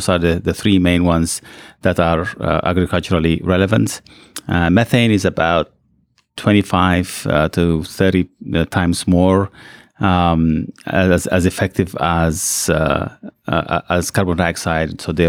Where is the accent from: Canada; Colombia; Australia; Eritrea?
Eritrea; also born or lived in Ethiopia; So I was born in Ethiopia, and then I grew up in Eritrea.